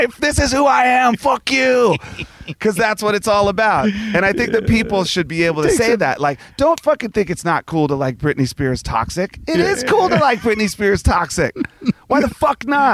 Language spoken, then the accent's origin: English; Virginia, United States; I grew up in Virginia